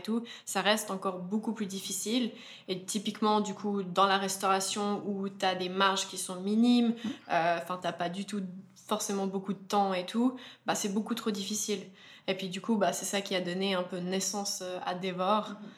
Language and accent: French; Verbier, Valais, Switzerland; on est vraiment amis d'enfance, donc on a grandi ensemble à Verbier